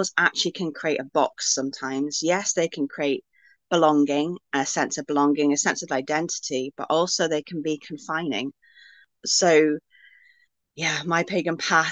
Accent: Wales, United Kingdom; my roots are really kind of in my homeland and in my ancestry. So I'm Welsh, I live in Wales

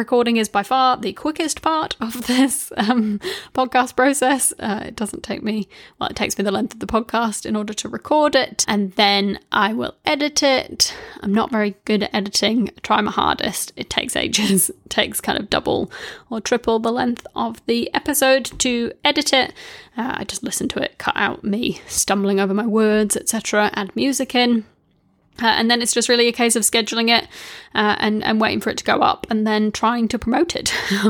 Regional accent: New Zealand; now in United Kingdom; I moved from New Zealand to the UK, and I originally got into podcasts because I could listen to New Zealand radio shows through the podcast app. So that was like a bit of nostalgia from home.

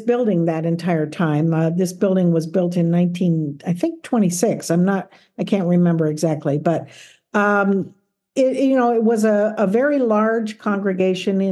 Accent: South Gate, California, United States; moved away as an adult; also born or lived in Philadelphia / central Pennsylvania; I grew up in Los Angeles. So I was actually grew up in Southgate. I went to Southgate High School and Southgate Junior High

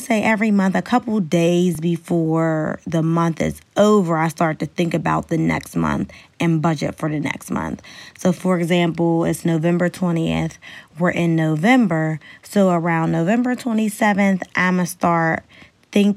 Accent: Pittsburgh, Pennsylvania, United States; moved away; I'm originally from Pittsburgh, Pennsylvania

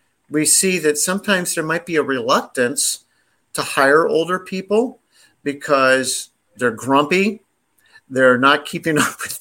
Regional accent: the South, United States; we're both from the South

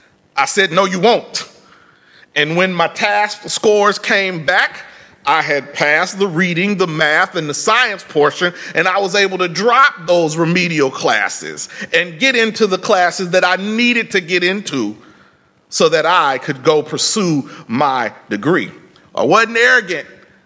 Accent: Indiana, United States; moved away as an adult; now in Texas, United States; When I was in undergrad, I came to Texas from Indiana, and I had registered for classes.

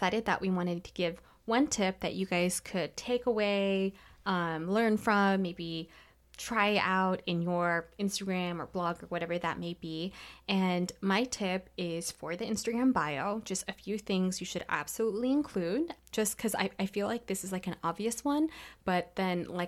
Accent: Federal Way, Washington, United States; also born or lived in Los Angeles, California / Philippines; I grew up in Federal Way

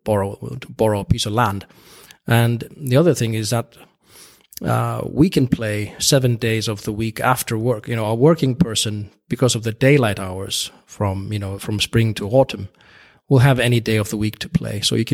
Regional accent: Iceland; In Iceland, the population is quite small. We are around 350,000, just above that maybe.

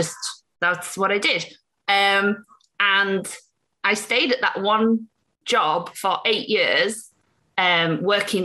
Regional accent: Appleby, United Kingdom; moved away as an adult; also born or lived in Huddersfield / Leeds; now in Arkansas, United States; I was born in a town called Huddersfield, which is near Leeds. And then I grew up across there's like this big set of, I would say, I think they're technically mountains, but in America, everything's bigger. So just small hills called the Pennines. And I went to a tiny little town called Appleby

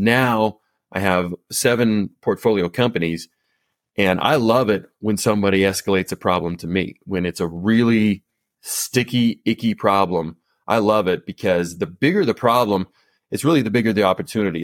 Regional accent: Colorado, United States; moved back to my hometown of, in Colorado.

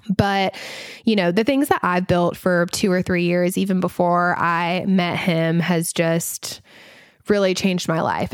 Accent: the South, United States; accent: Southern; I do have my Southern accent

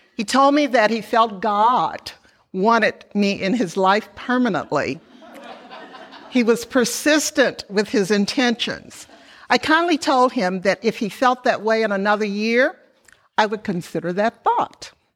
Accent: Memphis, Tennessee, United States; moved away; I was born in Memphis, Tennessee, to Robert and Amy Dawson

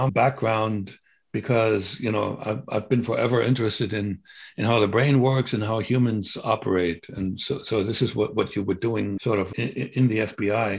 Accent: Germany; moved away as an adult; now in United States; I was born in 49 in May. In October, the German Democratic Republic was formed

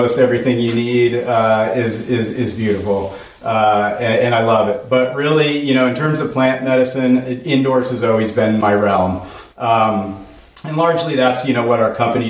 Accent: Portland, Oregon, United States; moved away as an adult; also born or lived in Colorado; growing up in Portland, Oregon in the mid-90s

